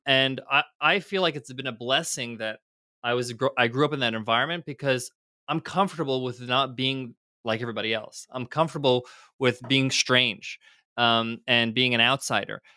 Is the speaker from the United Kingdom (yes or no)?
no; United States; I was fortunate enough to grow up in them, in America where both my parents were immigrants, they're both came from Egypt, I was born in the States